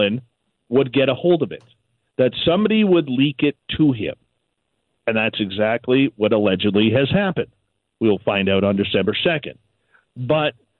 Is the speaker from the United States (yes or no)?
no; Canada; us being Canadian